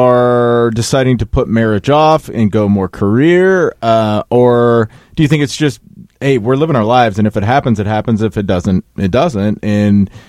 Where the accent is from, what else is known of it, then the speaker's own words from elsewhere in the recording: Des Moines, Iowa, United States; moved away; where I grew up in Des Moines